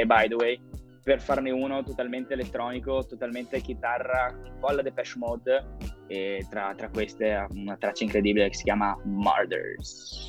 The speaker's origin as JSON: {"language": "Italian", "town": "Vicenza", "region": "Veneto", "country": "Italy", "said": "un vicentino tra veronesi"}